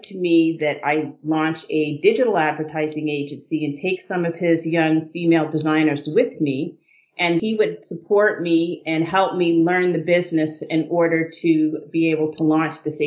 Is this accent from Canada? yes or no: yes; Guelph, Ontario, Canada; also born or lived in New York City; So I really grew up in Guelph, Ontario